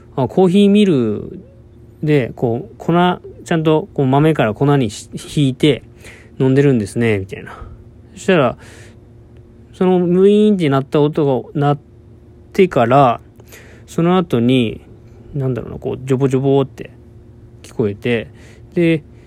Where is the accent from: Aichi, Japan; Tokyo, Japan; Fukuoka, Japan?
Fukuoka, Japan; moved away as an adult; also born or lived in Kagoshima; 僕の実家は福岡にあるんですけども